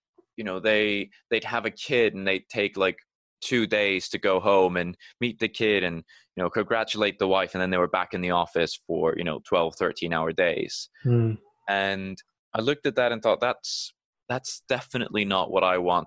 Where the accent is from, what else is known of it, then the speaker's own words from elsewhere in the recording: Iceland; moved away as an adult; now in United Kingdom; when I moved away from Iceland, I knew that everything that I'd worked to build up there in terms of connections within the art community, that wouldn't be done overnight in a new country.